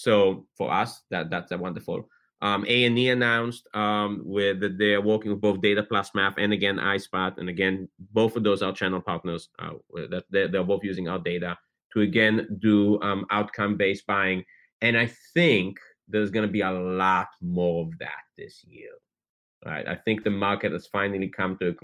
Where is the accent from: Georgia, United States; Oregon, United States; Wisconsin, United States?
Georgia, United States; Atlanta; I grew up in Atlanta, Georgia